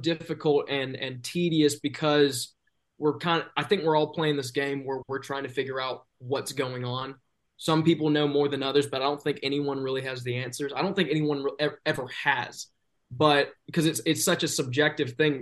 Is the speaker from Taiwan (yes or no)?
no; the South, United States; I am from the South